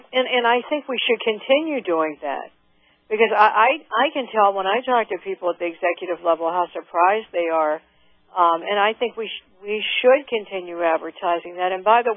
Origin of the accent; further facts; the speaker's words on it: Pennsylvania, United States; I am from Western Pennsylvania, and I think it is tremendous as my career is in technology and engineering.